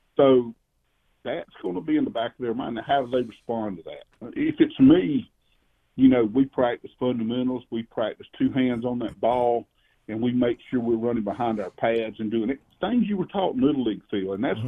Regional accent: South Carolina, United States; if you grow up in that state, as I did

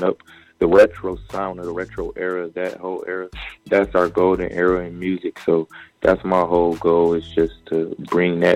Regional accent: Atlanta, Georgia, United States; also born or lived in Detroit, Michigan; I was born in Detroit, but I was raised in Atlanta

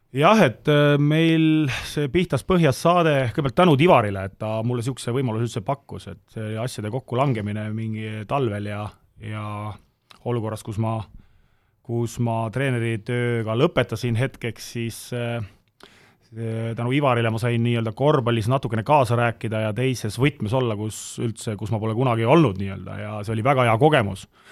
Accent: Tallinn, Harju County, Estonia; Nõmme ja Mustamäel ma olen üles kasvanud

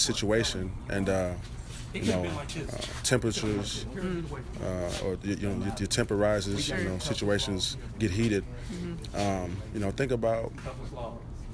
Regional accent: Las Vegas, Nevada, United States; moved away; I'm from Las Vegas

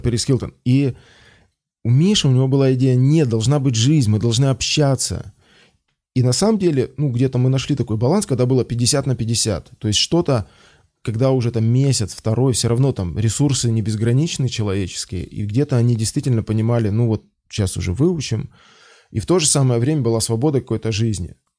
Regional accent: Belarus; moved away as an adult; now in Moscow, Russia; я из Беларуси

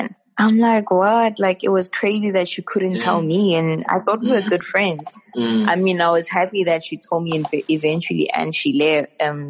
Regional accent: South Africa; moved away as an adult; now in South Korea; I am a South African woman.

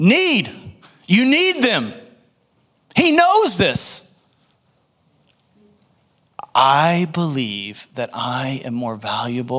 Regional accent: United States; I was born in the United States

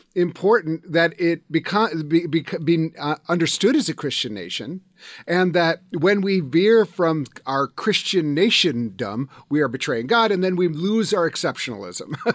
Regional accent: United States; as an American

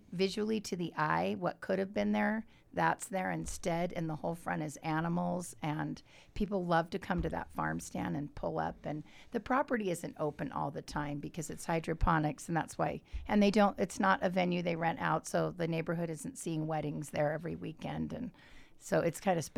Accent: southern Utah, United States

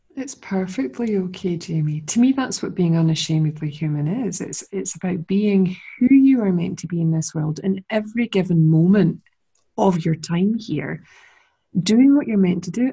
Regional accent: Scotland, United Kingdom; accent: Scottish; my lovely Scottish accent

